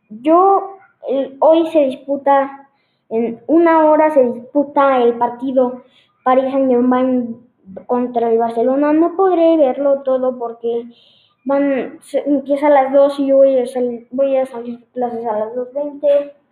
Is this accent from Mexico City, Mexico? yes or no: no; State of Mexico, Mexico; now in León, Mexico; no soy de León, no, las, no nací en León, soy de México, del Estado de México, eh, pero mm, por temas de, mi de trabajo, mi papá nos tuvimos que mudar, llevo un año viviendo aquí